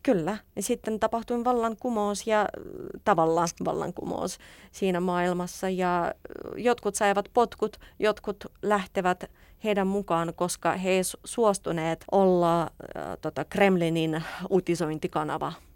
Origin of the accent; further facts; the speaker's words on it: Saint Petersburg, Russia; Finnish is a second language; moved away as an adult; now in Helsinki, Finland; Minä olen pietrilainen venäläinen